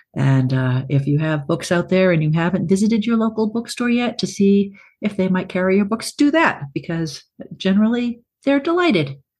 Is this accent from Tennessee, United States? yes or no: no; South Shore of Boston, Massachusetts, United States; moved away; I grew up south shore of Boston, you know, on the ocean.